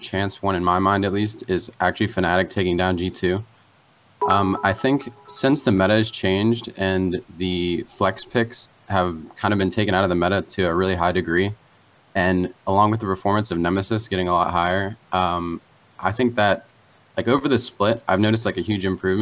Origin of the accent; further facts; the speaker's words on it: Warren, Ohio, United States; now in Akron, United States; I'm currently in Akron, home of LeBron James, but I am from Warren